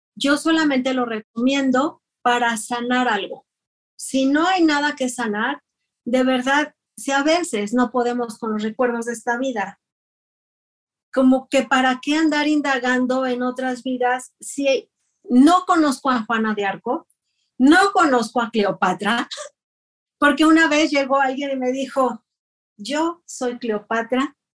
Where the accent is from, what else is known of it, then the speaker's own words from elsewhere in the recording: Ciudad Juárez, Chihuahua, Mexico; yo soy de Ciudad Juárez, Chihuahua.